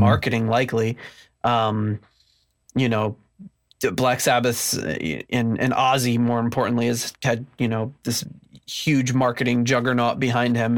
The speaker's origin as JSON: {"language": "English", "country": "United States", "tie": "born or raised there", "said": "growing up in the States"}